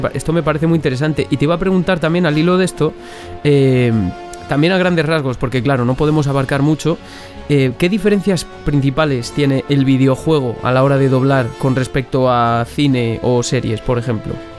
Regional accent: Benavente, Castile and León, Spain; now in Valladolid, Spain; vivo en Valladolid ahora mismo, pero soy de Benavente. Eso sí, soy zamorano

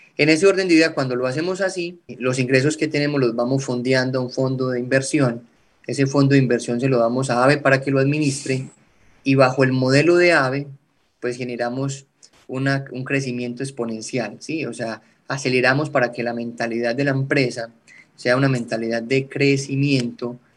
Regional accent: eastern Antioquia, Colombia; now in Bucaramanga, Colombia; Vengo de un pueblo del oriente antioqueño, acá en Colombia, de una familia sencilla, campesina

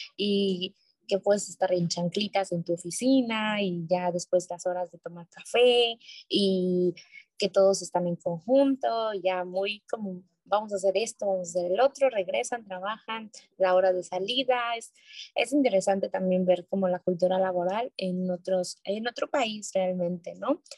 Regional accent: Mexico City, Mexico; moved away as an adult; now in South Korea; yo que soy de Ciudad de México

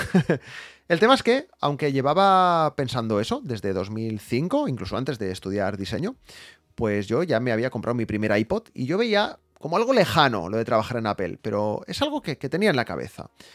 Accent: Barcelona, Catalonia, Spain; yo soy de Barcelona

